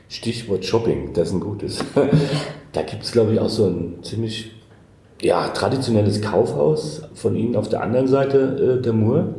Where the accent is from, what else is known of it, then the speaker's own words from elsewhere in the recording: Hesse, Germany; ich bin Hesse. Ähm, deshalb sage ich immer Dorscht, also Durst